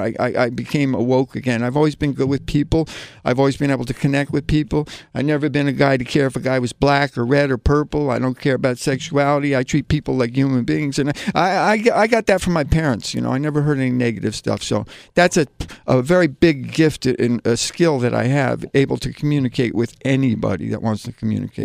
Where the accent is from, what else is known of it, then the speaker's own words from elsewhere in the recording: New Jersey, United States; now in New York, United States; I'm originally from New Jersey, you know, I came from a New Jersey suburb